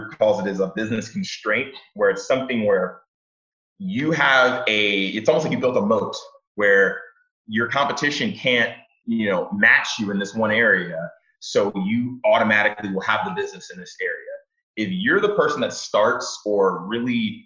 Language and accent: English; Houston, Texas, United States; moved away as an adult; now in Detroit, United States; I'm not from Detroit. I'm from Houston, Texas, and I moved to Detroit about 6 years ago